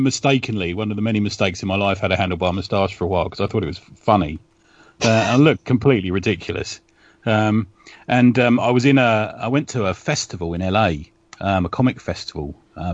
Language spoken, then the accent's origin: English; London, United Kingdom; I grew up in West London near Ealing Studios